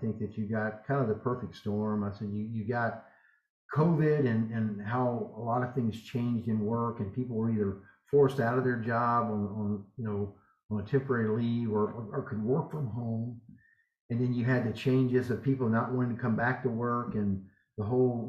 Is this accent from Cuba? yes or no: no; Southern United States, United States; accent: Southern American English; I'm an American. The Europeans feel like I don't even speak English. They feel like I spoke broken Southern American English